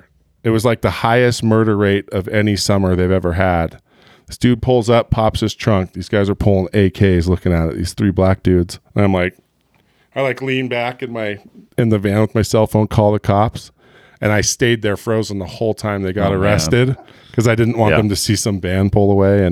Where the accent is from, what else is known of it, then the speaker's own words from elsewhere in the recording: Southern California, United States; also born or lived in Walnut Creek, California / Concord, California; I grew up in Southern California, but yeah, Park West was like all through high school. Yep. That's where I rode. Yep. And then I've even lived in Walnut Creek and Concord.